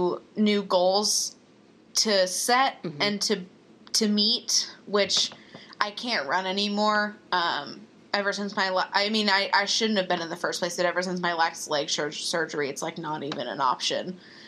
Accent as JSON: {"language": "English", "region": "Texas", "country": "United States", "said": "Well, I'm from Texas."}